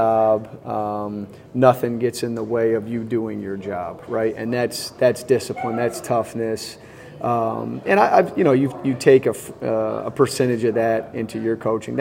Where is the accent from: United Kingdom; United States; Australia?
United States; Vermont; moved away; when I was growing up in Vermont